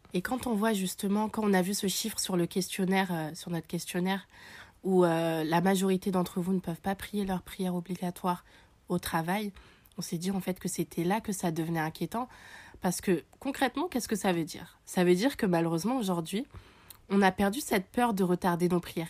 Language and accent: French; Paris, Île-de-France, France; on est parisienne